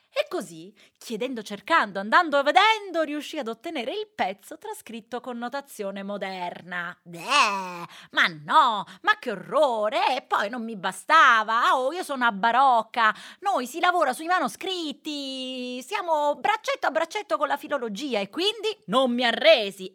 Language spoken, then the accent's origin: Italian; Veneto, Italy; also born or lived in Rome; io so veneta, nata a Roma con madre siciliana